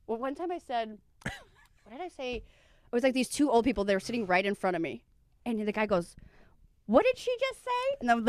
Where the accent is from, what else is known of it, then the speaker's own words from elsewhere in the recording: Chicago, Illinois, United States; also born or lived in Midwest; now in Florida, United States; I'm from Chicago, but I didn't start comedy until I went to Florida